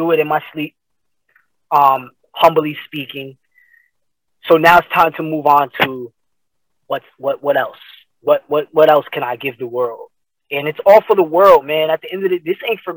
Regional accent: Paterson, New Jersey, United States; I am from Paterson, New Jersey

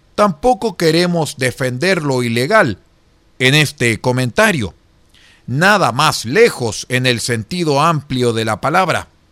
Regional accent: Chile; los chilenos descendíamos

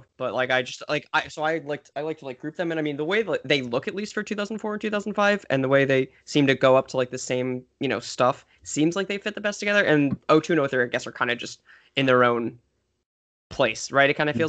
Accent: New York area, United States; I'm from the New York area

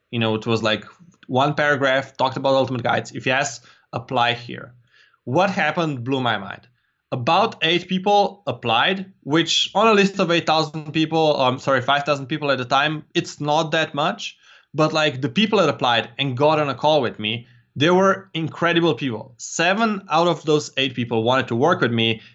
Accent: Slovenia; I'm from Slovenia

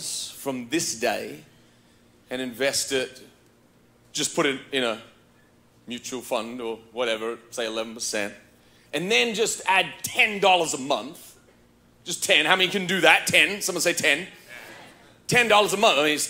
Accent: Australia; now in United States; growing up in Australia

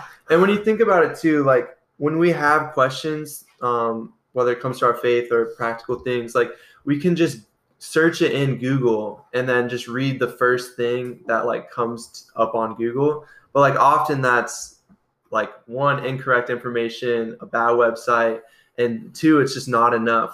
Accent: Iowa, United States; I'm from Iowa. I grew up on a farm in Iowa

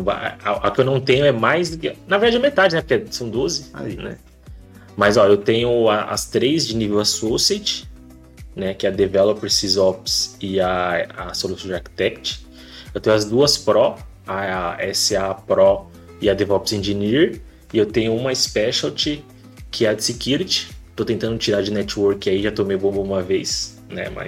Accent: Osasco, São Paulo, Brazil; now in Sorocaba, Brazil; Cresci em Osasco, {S0} né? Ali {S1} no bairro Pestana

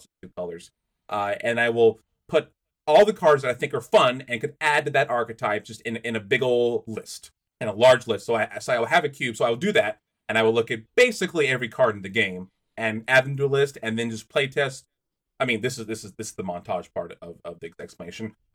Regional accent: United States; being an American

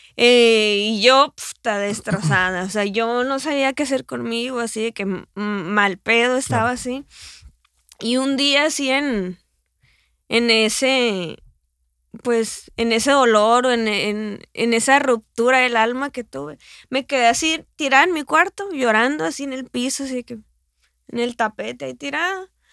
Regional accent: Hermosillo, Sonora, Mexico; moved away as an adult; also born or lived in Guadalajara; yo soy sonorense, amo mi estado, amo mi ciudad, o sea, yo voy a estar aquí, yo voy a estar aquí en Hermosillo

